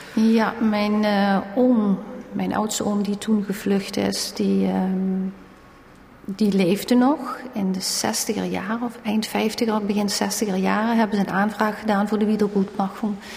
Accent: Valkenburg, Limburg, Netherlands; Wij woonden in Valkenburg en wij zijn geboren in Valkenburg

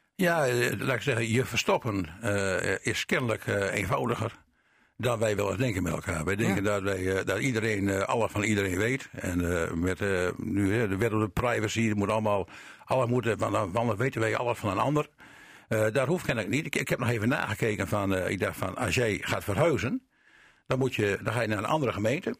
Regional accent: Pekela, Groningen, Netherlands; now in Drenthe, Netherlands; ik ben een Groninger, eh, ik ben in Pekela geboren, hè, dus ik ken de mentaliteit van Groningen en ik woon al heel lang in Drenthe.

